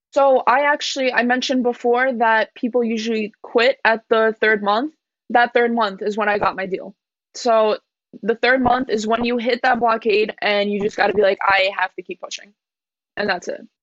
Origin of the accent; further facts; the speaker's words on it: New York, United States; I'm from New York. My parents came here at a very young age from Poland